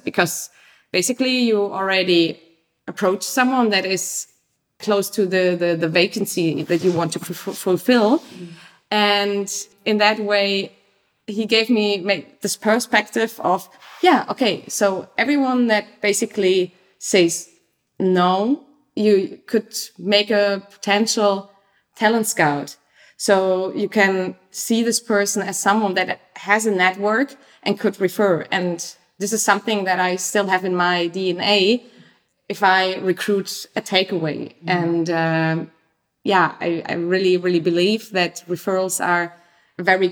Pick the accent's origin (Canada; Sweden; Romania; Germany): Germany; moved away as an adult; also born or lived in Leipzig / London / Paris / New York; now in Amsterdam, Netherlands; I'm from Germany. I studied in Leipzig, lived many places around the globe, London, Paris, New York, before I came to Amsterdam.